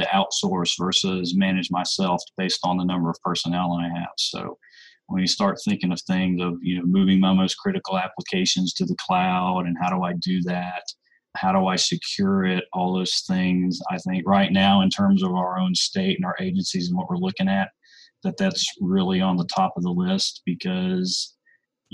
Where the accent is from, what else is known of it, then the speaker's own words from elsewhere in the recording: Atlanta, Georgia, United States; I grew up in the Atlanta metro area